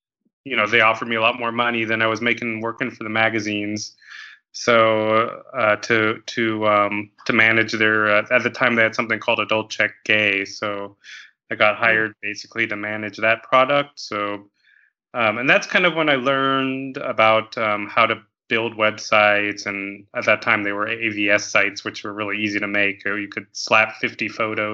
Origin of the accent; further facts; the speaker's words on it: Los Angeles, California, United States; moved away as an adult; also born or lived in Thailand / San Francisco; now in Chicago, United States; I'm originally actually from